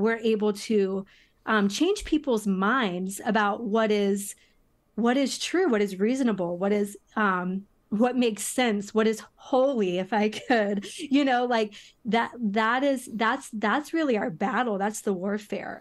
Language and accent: English; United States; as an American